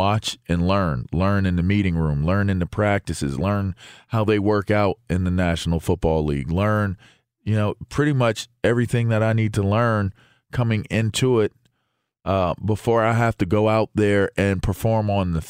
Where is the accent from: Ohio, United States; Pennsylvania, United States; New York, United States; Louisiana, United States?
Pennsylvania, United States; Pittsburgh; I grew up in Pittsburgh